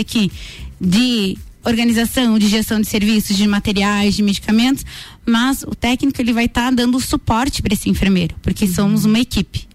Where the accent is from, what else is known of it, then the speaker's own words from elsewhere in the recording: Lages, Santa Catarina, Brazil; Eu sou natural de Lages mesmo